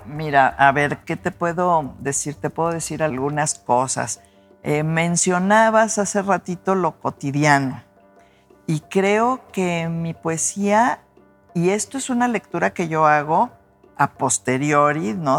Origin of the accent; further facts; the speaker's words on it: Mexico City, Mexico; moved away as an adult; now in Guadalajara, Mexico; esas calles en las que crecí. Yo pues fui una niña de la colonia del Valle, ¿no? Bueno, nací en Miscuac, en la Ciudad de México